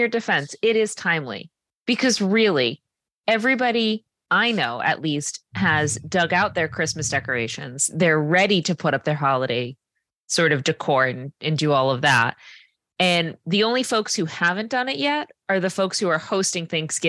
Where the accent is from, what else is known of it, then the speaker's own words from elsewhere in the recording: Tiverton, Rhode Island, United States; I grew up in Tiverton, and this farm has been around for long before I've been.